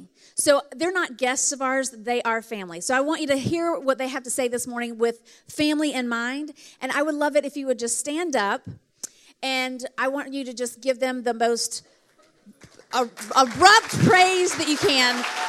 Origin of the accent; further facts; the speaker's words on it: the South, United States; I am from the South, so I do enjoy the cool summer months because, you know, where I come from, it's like sweltering hot right now.